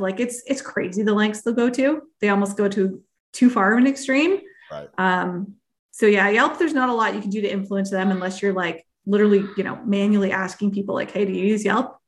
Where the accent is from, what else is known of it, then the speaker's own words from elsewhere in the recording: Canada; I am Canadian